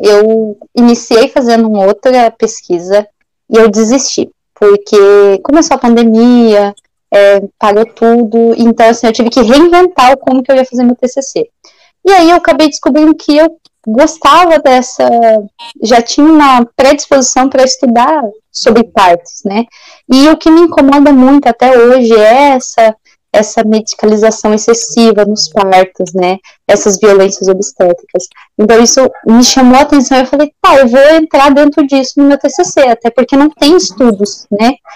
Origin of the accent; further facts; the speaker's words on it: Cuiabá, Mato Grosso, Brazil; moved away as an adult; now in Rio Grande do Sul, Brazil; eu sou cuiabana, nasci em Cuiabá e vim fazer a faculdade aqui no Rio Grande do Sul